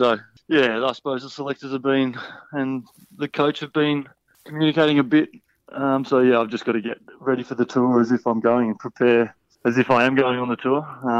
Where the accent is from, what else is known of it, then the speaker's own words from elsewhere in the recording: Sydney, New South Wales, Australia; moved away as an adult; also born or lived in Tasmania; I grew up in Sydney on the northern beaches of Sydney.